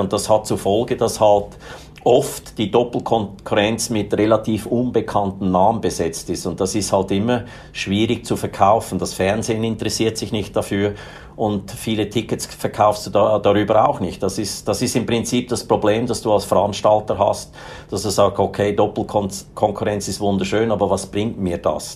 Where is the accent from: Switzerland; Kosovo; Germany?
Switzerland; ich bin Schweizer, ich bin in einer mittel, ganz normalen, mittelständigen Familie aufgewachsen.